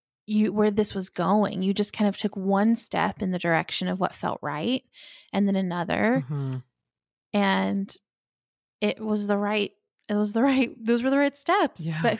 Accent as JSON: {"language": "English", "region": "North Carolina and Florida", "country": "United States", "tie": "born or raised there", "moved": "yes"}